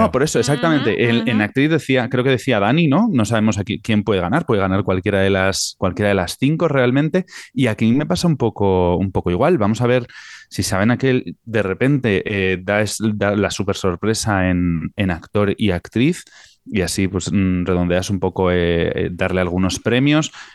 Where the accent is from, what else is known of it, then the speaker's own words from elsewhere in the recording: Tafalla, Navarre, Spain; es de mi pueblo